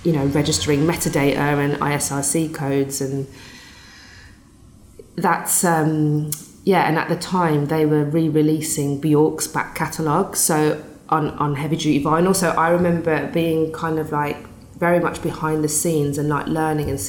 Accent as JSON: {"language": "English", "town": "Birmingham", "region": "West Midlands", "country": "United Kingdom", "also_born_or_lived": "London", "moved": "as an adult", "said": "I'm this kid from Birmingham, doesn't know anyone"}